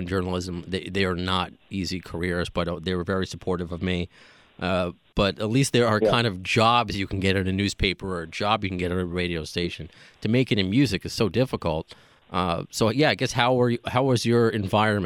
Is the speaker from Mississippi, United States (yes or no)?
no; Long Island, New York, United States; also born or lived in Cape Cod / Poughkeepsie; now in New York City, United States; growing up on Long Island and especially close to New York City